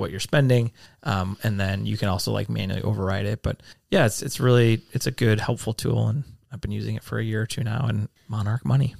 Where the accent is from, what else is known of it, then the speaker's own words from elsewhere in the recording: Midwest, United States; I definitely identify that as a Midwesterner